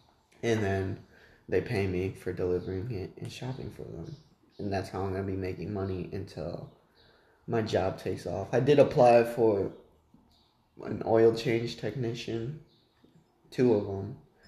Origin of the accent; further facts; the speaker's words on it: Illinois, United States; now in Texas, United States; I'm from Illinois.